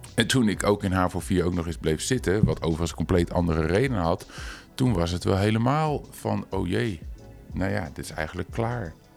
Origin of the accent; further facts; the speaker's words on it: Culemborg, Gelderland, Netherlands; in Culemborg, waar ik vandaan kom